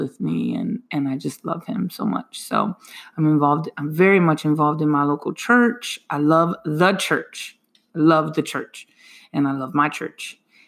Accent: Lancaster, Pennsylvania, United States; I'm born and raised in Lancaster City. I love my city.

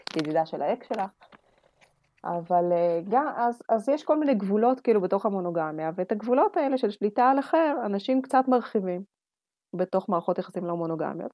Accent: Russia; now in Israel; בתור רוסייה צריכה את שקט שלי

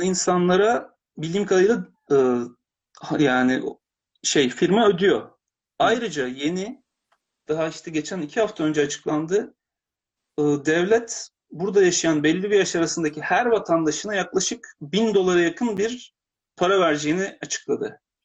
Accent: Turkey; now in Japan

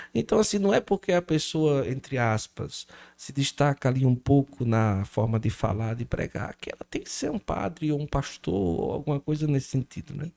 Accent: Cariri region, Ceará, Brazil; also born or lived in Recife, Pernambuco; Eu sou de Recife, cheguei aqui na região do Cariri, eu tinha seis para sete anos

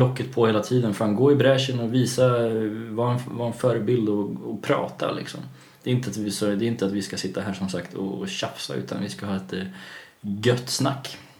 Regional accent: Kalmar, Kalmar County, Sweden; jag är uppväxt i Kalmar eh, till största

